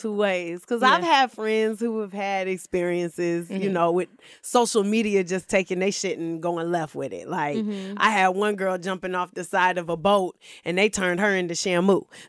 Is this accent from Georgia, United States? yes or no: yes; Stone Mountain, Georgia, United States; So I'm originally from Atlanta, born and raised. Stone Mountain specifically.